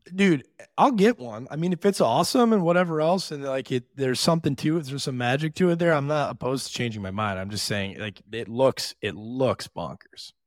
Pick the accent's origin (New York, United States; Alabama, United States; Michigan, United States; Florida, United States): Michigan, United States; Detroit; I'm from Detroit